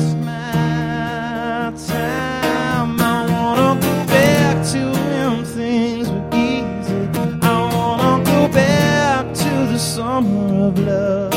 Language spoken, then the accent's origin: English; Canada; speaking of being Canadian, I think I've been Canadian long enough